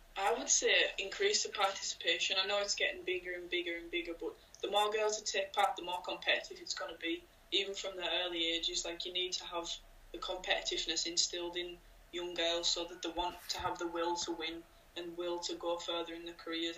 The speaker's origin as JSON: {"language": "English", "area": "Cumbria", "region": "North West England", "country": "United Kingdom", "said": "I'm from Cumbria"}